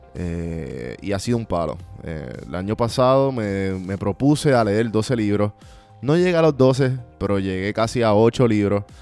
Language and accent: Spanish; Puerto Rico; como los puertorriqueños decimos